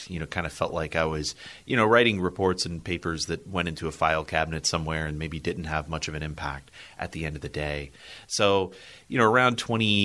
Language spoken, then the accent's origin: English; Columbia, South Carolina, United States; moved away; So I grew up in Columbia, South Carolina. I lived there my whole life.